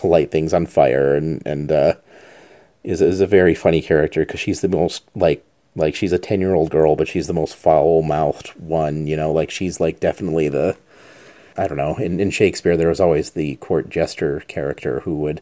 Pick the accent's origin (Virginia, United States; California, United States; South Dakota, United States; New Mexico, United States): New Mexico, United States; Albuquerque; moved away; my hometown of Albuquerque